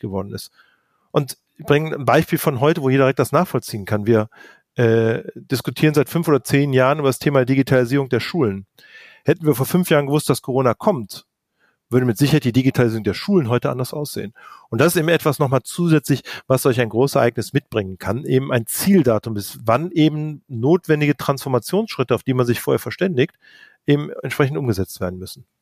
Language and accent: German; Cologne, North Rhine-Westphalia, Germany; ich bin selber Kölner